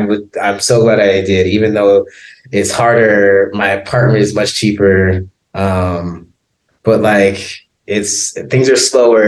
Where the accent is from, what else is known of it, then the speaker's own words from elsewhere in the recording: Compton, California, United States; But I'm like, I'm from Compton. I grew up.